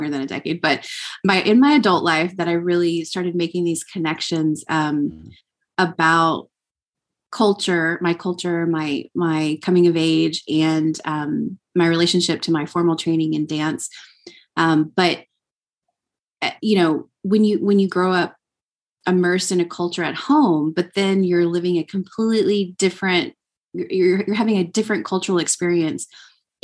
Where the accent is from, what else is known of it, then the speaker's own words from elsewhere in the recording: Texas, United States; growing up in Texas as a Mexican American